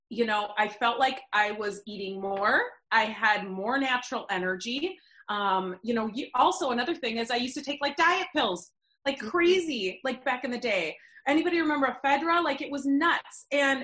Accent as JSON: {"language": "English", "town": "Eden Prairie", "region": "Minnesota", "country": "United States", "tie": "born or raised there", "said": "I grew up in Minnesota, Eden Prairie, suburb of Minneapolis"}